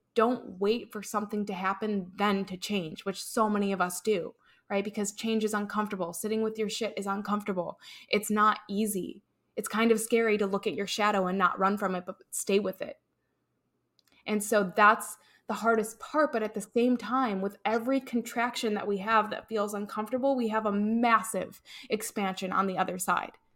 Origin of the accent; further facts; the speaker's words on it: Chicago, Illinois, United States; moved away as an adult; also born or lived in North Carolina; I'm originally from Chicago